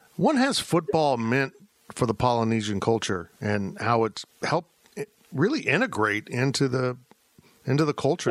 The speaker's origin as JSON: {"language": "English", "region": "Kansas", "country": "United States", "tie": "born or raised there", "said": "I grew up in Kansas."}